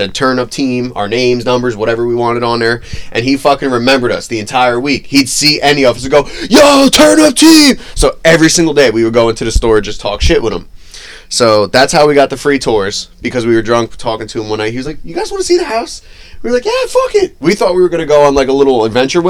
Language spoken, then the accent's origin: English; New Jersey, United States; I'm from Jersey, originally.